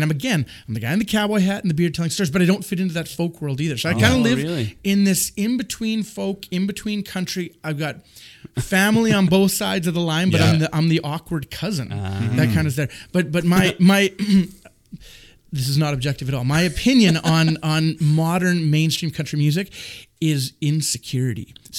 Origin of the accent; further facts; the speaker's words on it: Winnipeg, Manitoba, Canada; also born or lived in Mitchell, Manitoba; now in Landmark, Canada; I grew up in Winnipeg, lived in Landmark, Mitchell, now back in Landmark.